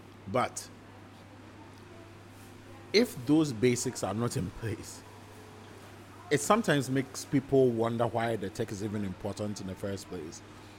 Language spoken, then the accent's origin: English; Ghana; Especially speaking as a Ghanaian who lives in Ghana, experienced the healthcare system in Ghana, is currently building a health tech business.